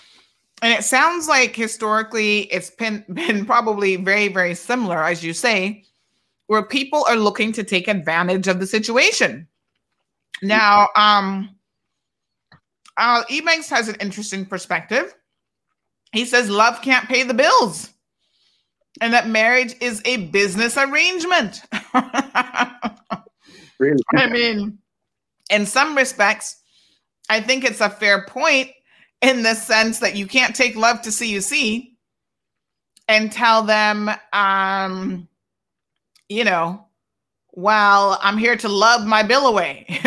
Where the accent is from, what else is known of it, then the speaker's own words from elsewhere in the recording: Cuba; I came from Cuba and I married a Caymanian.